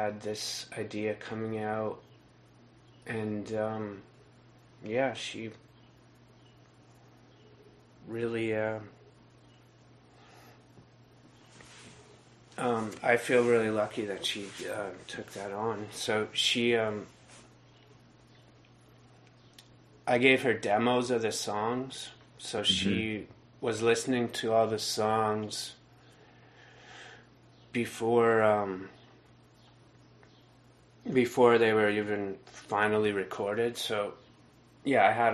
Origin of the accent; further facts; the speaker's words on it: near Millbrook, Ontario, Canada; I grew up near Millbrook